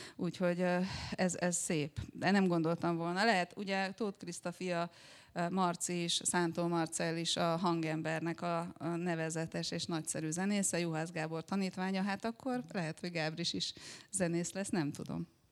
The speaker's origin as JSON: {"language": "Hungarian", "town": "Szombathely", "region": "Vas", "country": "Hungary", "tie": "born or raised there", "said": "akkor Szombathelyen éltem, ott végeztem a gimnáziumot"}